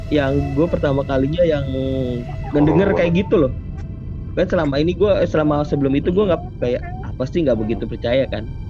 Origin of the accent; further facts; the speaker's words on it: Jakarta, Indonesia; now in Depok, Indonesia; Jadi gue dulu sebenarnya uh, hmm. kan gue dari Senopati kan.